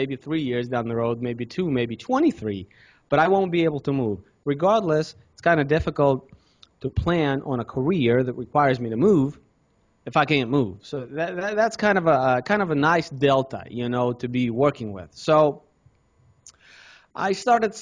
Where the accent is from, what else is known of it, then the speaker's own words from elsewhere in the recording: Russia; also born or lived in Cincinnati, United States; now in United States; I was born in Russia.